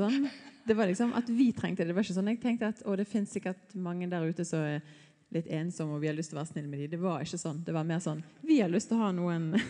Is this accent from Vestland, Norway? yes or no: yes; a little north of Bergen, Vestland, Norway; moved away; Jeg er litt nord fra Bergen